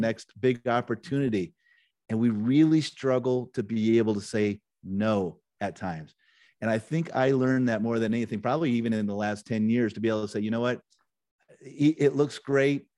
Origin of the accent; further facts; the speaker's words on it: Nebraska, United States; I grew up in Nebraska, so I was kind of a small town Nebraska kid growing up